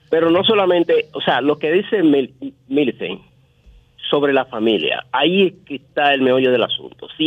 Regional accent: La Guáyiga, Distrito Nacional, Dominican Republic; Yo soy yo que soy aquí de La Guayiga.

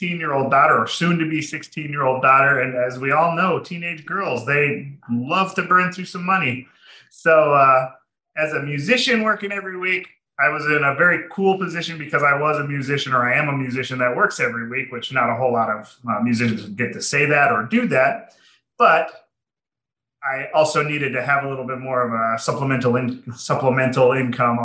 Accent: Minnesota, United States; now in Arizona, United States; I am from Minnesota.

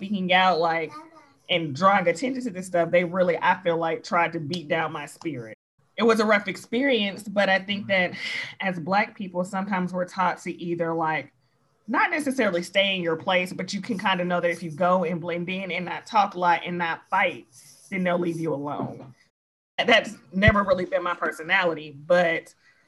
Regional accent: Georgia, United States; also born or lived in South Fulton, Georgia / Fayetteville, Georgia; I've always lived in Georgia

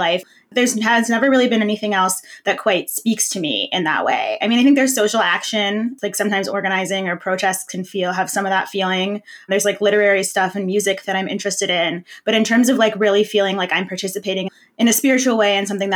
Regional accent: Ann Arbor, Michigan, United States; a specific Jewish community where I grew up in Ann Arbor, Michigan

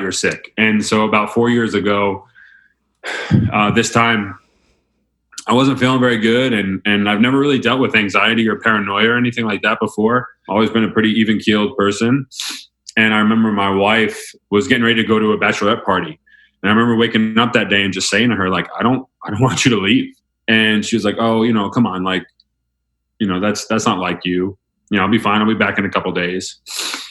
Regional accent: Mamaroneck, New York, United States; moved away as an adult; also born or lived in Notre Dame / Elon University; I was born in Westchester, New York, just outside New York City. Grew up there in Mamaroneck, went to Mamaroneck High School.

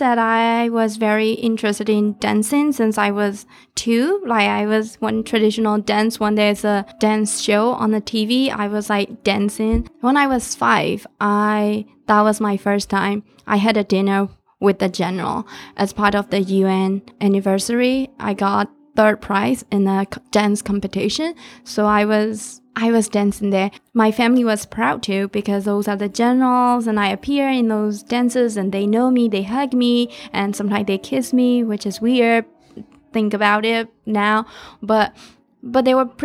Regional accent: Myanmar; moved away as an adult; now in Minneapolis, United States; growing up in Burma in 90s

